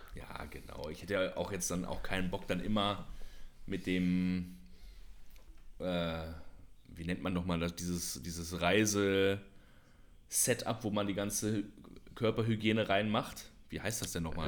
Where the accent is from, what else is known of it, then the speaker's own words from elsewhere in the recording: Germany; now in Indonesia; als Deutscher